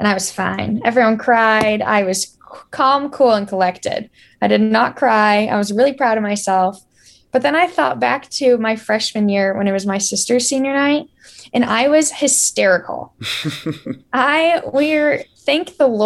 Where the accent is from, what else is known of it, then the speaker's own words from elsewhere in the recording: Florida, United States; I grew up around Florida volleyball